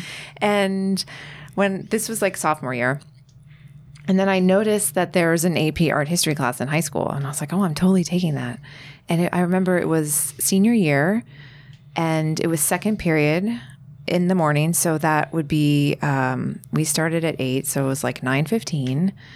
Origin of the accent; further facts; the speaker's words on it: United States; I'm American